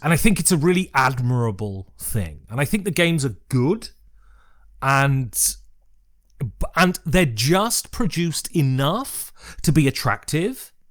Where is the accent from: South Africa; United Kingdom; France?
United Kingdom; Worcestershire, West Midlands; where are you from?" And I say, "Worcestershire."